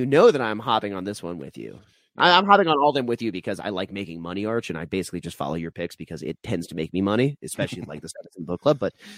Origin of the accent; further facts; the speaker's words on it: Denver, Colorado, United States; my hometown Nuggets